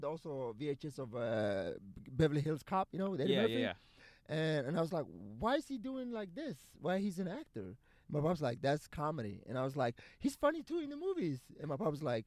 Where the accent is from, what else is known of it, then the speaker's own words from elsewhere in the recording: Sweden; English is a second language; also born or lived in Somalia; now in United States; when I was a little kid, we moved to Sweden for a better life